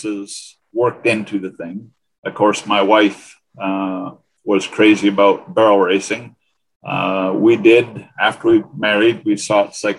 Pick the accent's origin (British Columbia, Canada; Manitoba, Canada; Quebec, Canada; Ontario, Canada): Ontario, Canada; northwestern; moved away as an adult; I grew up in Ontario, Canada.